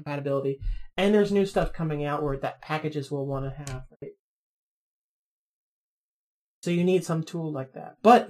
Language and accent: English; New Orleans, Louisiana, United States; now in Los Angeles, United States; I was born and raised in New Orleans.